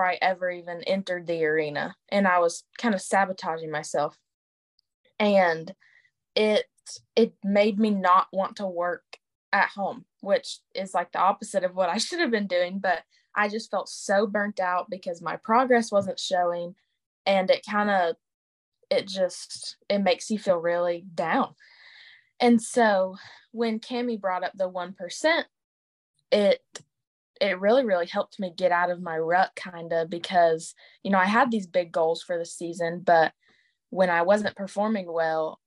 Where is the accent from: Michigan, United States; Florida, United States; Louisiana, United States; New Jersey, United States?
Florida, United States; I'm from Florida